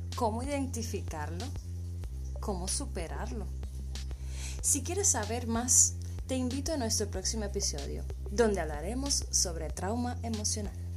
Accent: Cuba; soy cubana y odontóloga de profesión

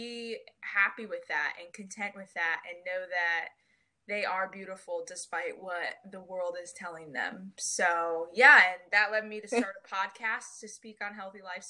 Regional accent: Michigan, United States; moved away as an adult; now in North Carolina, United States; I'm originally from Michigan, and I just moved to North Carolina in December.

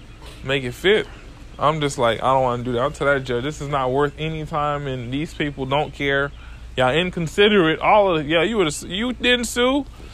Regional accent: Florida, United States; now in Georgia, United States; I'm from Florida. I stay in Georgia, but there's a job up here in North Carolina.

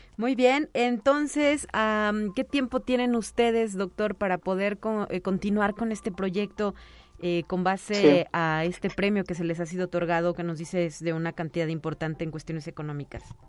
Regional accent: Mexico; los mexicanos somos muy dados a creer pues lo que nos dijo la abuela

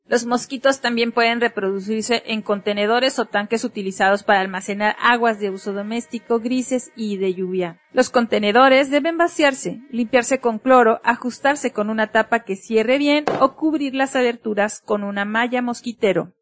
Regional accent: Mexico

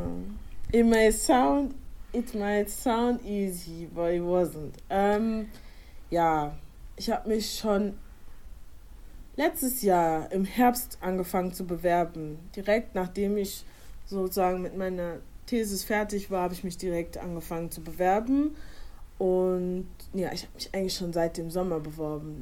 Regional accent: Germany; ich wurde in Deutschland geboren, aber meine Eltern stammen ursprünglich aus Ghana

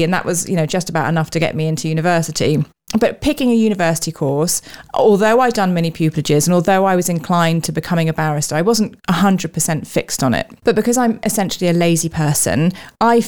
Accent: London, United Kingdom; I grew up also in London

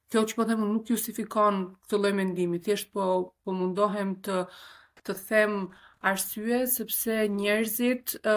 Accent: Albania; also born or lived in Grunewald, Berlin, Germany; now in Berlin, Germany; unë e them vetë, jam shqiptare

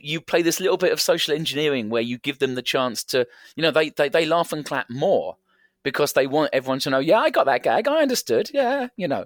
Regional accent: England, United Kingdom; I am English

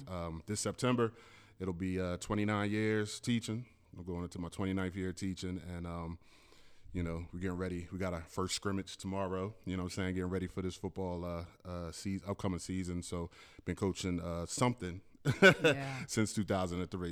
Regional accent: Camden, New Jersey, United States; definitely a product of Camden. Um, you know, grew up in Centerville.

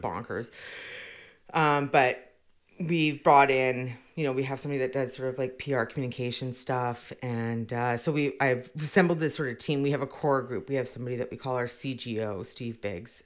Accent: Victoria, British Columbia, Canada; I grew up born and raised in Victoria

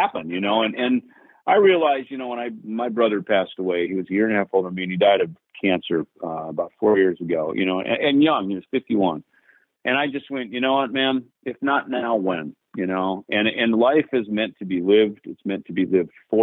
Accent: Jackson, Minnesota, United States; moved away; my hometown of Jackson, Minnesota

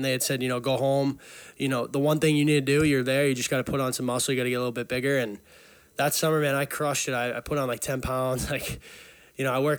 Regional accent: Burlington, Massachusetts, United States; I grew up in Burlington, Mass. 22.

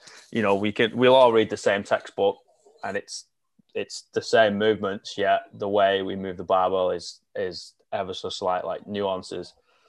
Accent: the Northwest, North West England, United Kingdom; moved away; I'm from the Northwest, which is a massive, like, that's basically where rugby league started.

